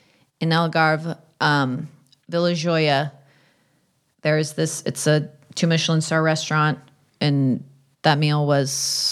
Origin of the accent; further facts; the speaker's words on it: San Diego, California, United States; Point Loma is where I grew up. So